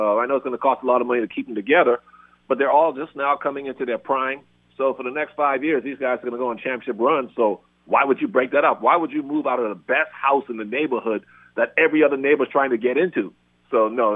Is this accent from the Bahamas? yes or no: yes; Bahamas; I'm from the Bahamas. I grew up in salt water